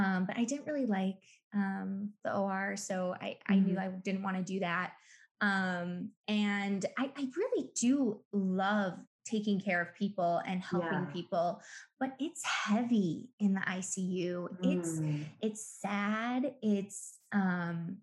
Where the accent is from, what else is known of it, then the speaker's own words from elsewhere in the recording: Milwaukee, Wisconsin, United States; I'm born and raised in Milwaukee.